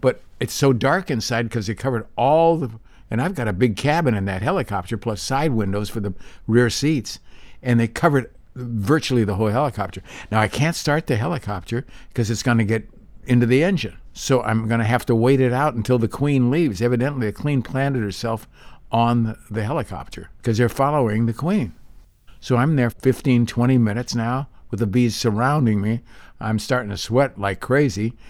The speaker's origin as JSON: {"language": "English", "town": "Santa Monica", "region": "California", "country": "United States", "tie": "born or raised there", "also_born_or_lived": "Big Bear", "said": "I grew up here in Santa Monica"}